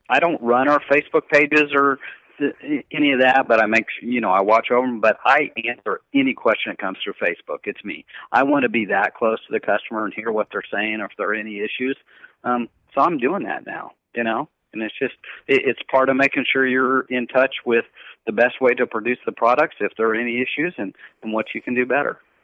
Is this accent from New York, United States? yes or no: no; Kansas, United States; I grew up in Kansas